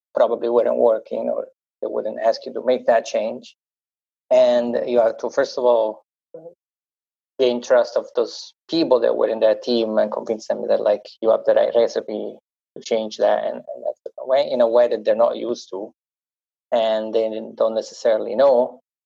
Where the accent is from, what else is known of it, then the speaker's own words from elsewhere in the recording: Italy; accent: Italian; English is a second language; my Italian accent